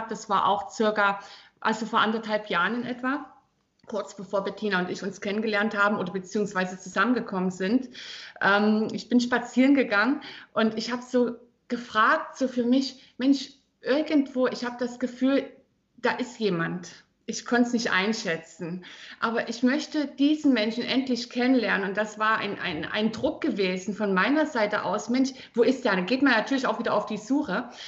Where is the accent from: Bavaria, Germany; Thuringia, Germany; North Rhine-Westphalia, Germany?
Thuringia, Germany; born there; also born or lived in Northern Germany / Ruhr; now in Südpfalz, Germany; Ich bin ursprünglich in Thüringen geboren, also das heißt, ich bin ein altes DDR-Mädel.